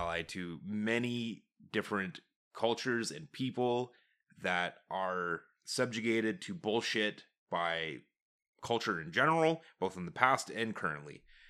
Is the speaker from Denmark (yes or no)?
no; Canada; We're Canadian.